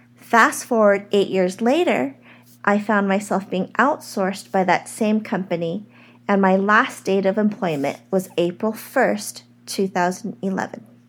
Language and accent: English; United States; I am an American-born Chinese